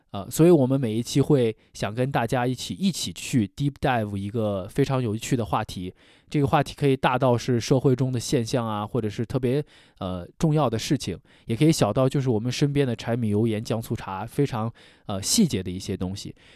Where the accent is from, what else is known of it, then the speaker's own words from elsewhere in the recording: Xi'an, Shaanxi, China; 我是来自西安的